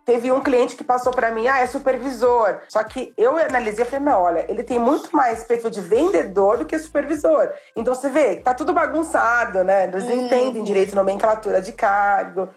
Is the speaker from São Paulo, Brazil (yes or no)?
yes; São Paulo, Brazil; sou de São Paulo